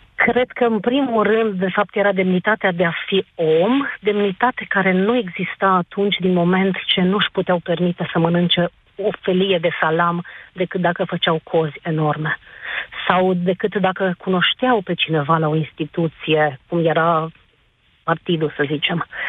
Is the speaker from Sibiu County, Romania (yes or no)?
yes; Sibiu, Sibiu County, Romania; sunt de la Sibiu